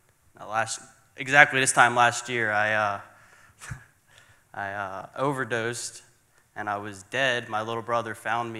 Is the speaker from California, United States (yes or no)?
no; Philadelphia, Pennsylvania, United States; I'm from Philadelphia, Pennsylvania. I grew up in a church exactly kind of this size